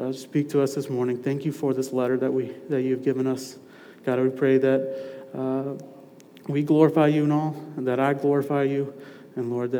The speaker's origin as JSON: {"language": "English", "town": "Madison", "region": "Mississippi", "country": "United States", "tie": "born or raised there", "also_born_or_lived": "Raleigh, North Carolina", "said": "I'm originally from here. I'm from Madison. Grew up in Madison"}